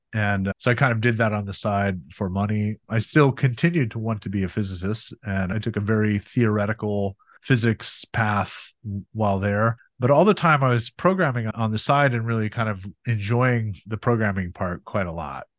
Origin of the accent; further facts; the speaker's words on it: Montana, United States; I grew up in Montana and that was amazing place to grow up in so many ways